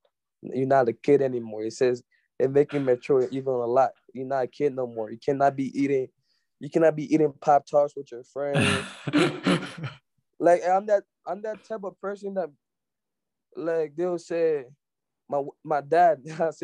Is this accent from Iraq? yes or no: no; Liberia; moved away; growing up in Liberia, I would go play with my dad and his friends